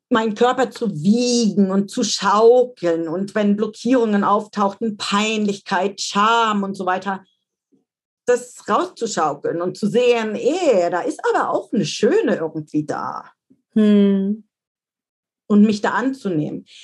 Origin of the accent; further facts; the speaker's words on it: Dresden, Saxony, Germany; moved away; meine Heimatstadt Dresden